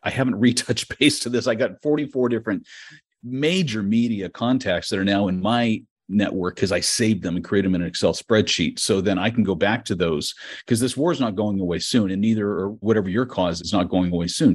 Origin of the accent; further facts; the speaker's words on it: United States; now in Mykolaiv, Ukraine; I'm an American and I have family here